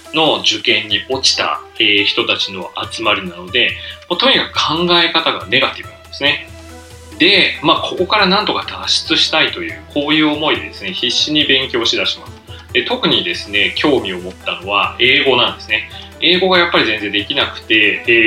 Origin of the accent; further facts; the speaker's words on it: Kuki, Saitama, Japan; moved away as an adult; also born or lived in Soka, Saitama; now in Takamatsu, Japan; 埼玉県出身なんですねでまあ草加市というところですね、えで誕生してその後ですね、え埼玉県久喜市というところに、えー、まああの親が戸建てを買ってですねそこに引っ越して、まあ、そこから高校卒業するまでです